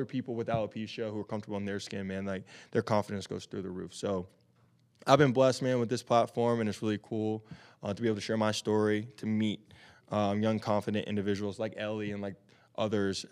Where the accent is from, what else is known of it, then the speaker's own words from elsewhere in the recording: Tennessee, United States; moved away as an adult; now in Arizona, United States; growing up in Tennessee, obviously playing football